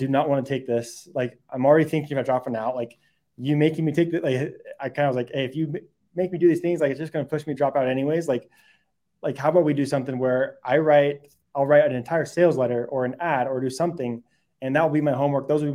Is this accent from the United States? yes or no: yes; California, United States; moved away; also born or lived in Michigan; I grew up in California